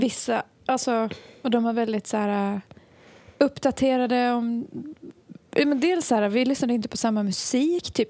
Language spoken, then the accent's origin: Swedish; Borlänge, Dalarna County, Sweden; vi är från Borlänge